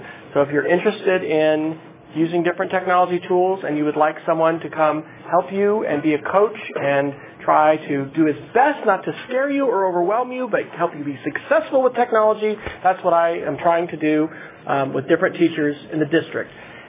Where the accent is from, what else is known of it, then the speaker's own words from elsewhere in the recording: Manhattan, Kansas, United States; now in Yukon, United States; So I grew up in Manhattan, Kansas